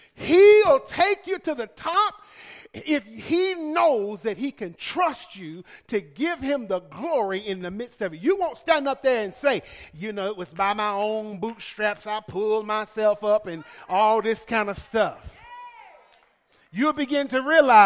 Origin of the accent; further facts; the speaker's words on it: Alabama, United States; I'm from Alabama